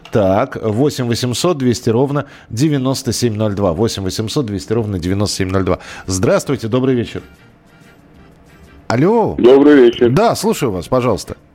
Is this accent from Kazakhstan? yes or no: no; Rakvere, Lääne-Viru County, Estonia; moved away; also born or lived in Ira / Moscow Oblast / Pskov; Родился я в Эстонской ССР, в Раквере. В 12 лет переехали в Иру, Южная Эстония.